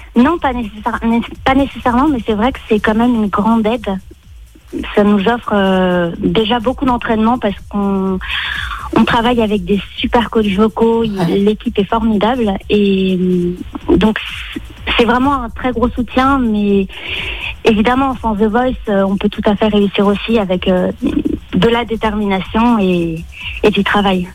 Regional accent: Lyon, Auvergne-Rhône-Alpes, France; now in Paris, France; je suis originaire de Lyon, mhm. voilà, et j'habite à Paris

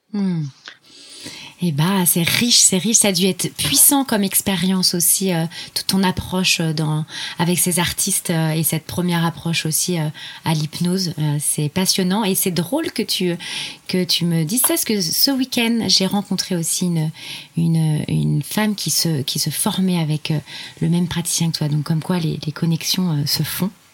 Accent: Tours, Centre-Val de Loire, France; tu viens et tu es implanté à Tours dans le 37, soit ma ville natale

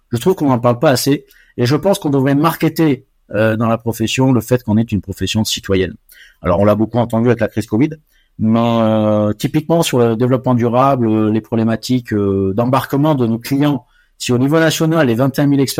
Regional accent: Côte d’Ivoire; born there; also born or lived in Morocco / Senegal; j'ai vécu 20 ans, je suis né en Côte d'Ivoire, j'ai vécu ensuite au Maroc et au Sénégal

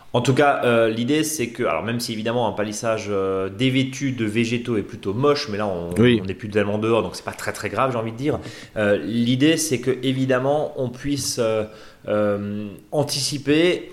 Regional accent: Alsace, Grand Est, France; chez nous en Alsace

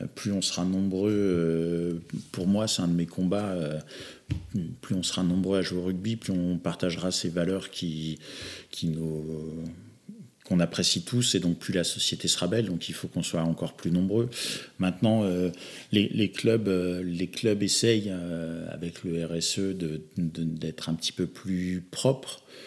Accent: Normandy, France; moved away; also born or lived in western Paris suburbs; je viens plutôt de la Normandie, il n'y avait pas, pas spécialement beaucoup de rugby là où j'étais. J'ai émigré en, en banlieue ouest parisienne

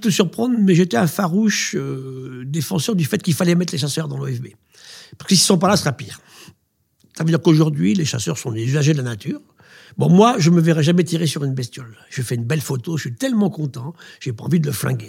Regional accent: France; chez nous, en France

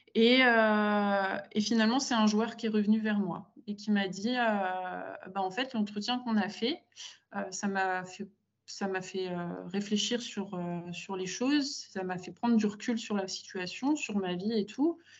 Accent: Gaye, Grand Est, France; je viens d'un petit village, euh, euh, en Champagne-Ardenne, donc à une heure, un peu plus d'une heure de Reims

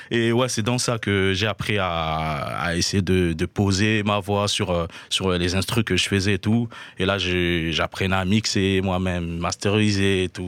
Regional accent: Haut-Ogooué, Gabon; also born or lived in Libreville; Je, je viens du Gabon, je suis né au Gabon, à Moinda. Du coup, j'ai grandi entre euh, Francéville et Libreville, la capitale.

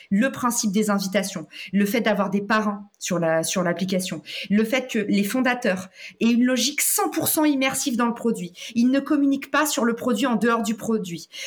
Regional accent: United States; French is a second language; now in France; Et souvenez-vous, moi, je viens des US. J'ai atterri en France, je me suis craché en France et je connais personne qui est entrepreneur

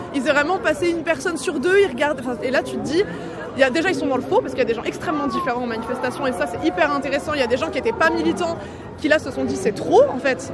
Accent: Poitou, Nouvelle-Aquitaine, France; moved away; je suis originaire du Poitou. C'est ma terre là-bas aussi.

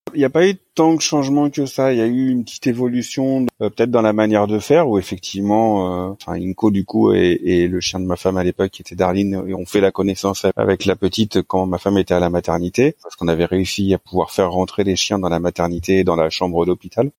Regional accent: Rouen, Normandy, France; moved away as an adult; also born or lived in Paris; now in Bordeaux region, France; je suis originaire de Rouen à la base

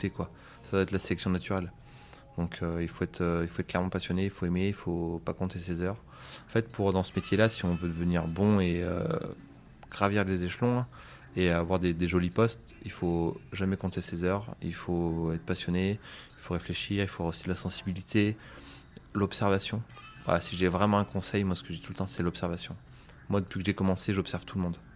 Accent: Auvergne-Rhône-Alpes, France; Alors en Auvergne, malheureusement, on n'a pas beaucoup de pâtisseries.

